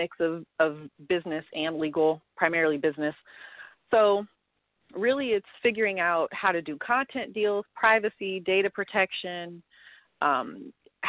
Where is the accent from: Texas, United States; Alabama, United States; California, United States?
California, United States; Oakland; I spent half my time growing up in East Oakland